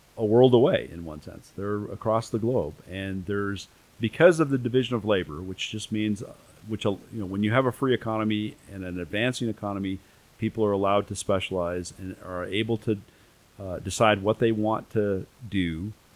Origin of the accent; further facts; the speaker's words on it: United States; as an American